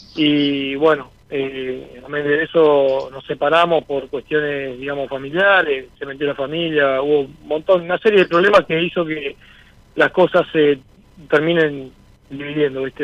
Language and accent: Spanish; Santa Rosa de Calchines, Santa Fe, Argentina; soy de Santa Fe, Santa Rosa de Calchines, en un pueblito que está a 40 kilómetros de Santa Fe